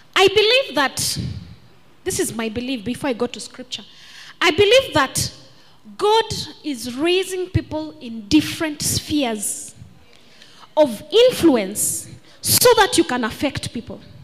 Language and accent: English; Kenya; I am Kenyan.